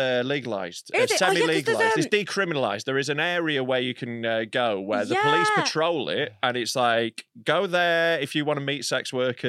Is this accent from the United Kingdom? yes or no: yes; Leeds, Yorkshire and the Humber, United Kingdom; in my hometown.